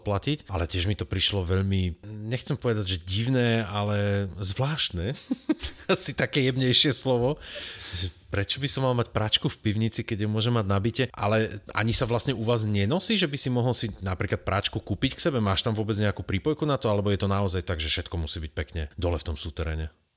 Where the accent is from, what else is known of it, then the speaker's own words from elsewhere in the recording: Veľký Krtíš, Banská Bystrica Region, Slovakia; ja som z Veľkého Krtiša